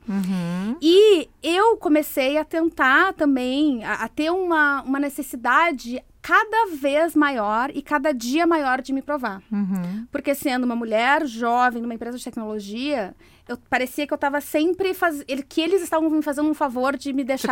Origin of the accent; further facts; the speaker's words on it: Brazil; moved away as an adult; eu era executiva de uma empresa, eu saí do Brasil